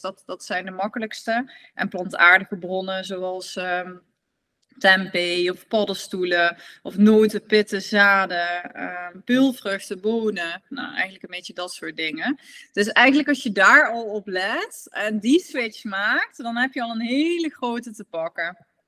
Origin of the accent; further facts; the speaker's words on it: Netherlands; als Nederlander